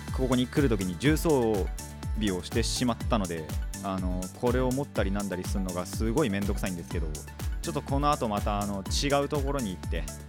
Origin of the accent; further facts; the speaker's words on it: Japan; 今回は地元内です地元内っていうのかなあの自分の地区内っていうのかな